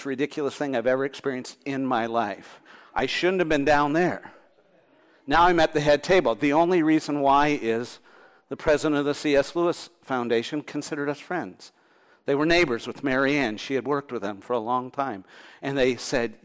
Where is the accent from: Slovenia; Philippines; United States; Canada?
Canada; Thunder Bay, Ontario; I'm from Thunder Bay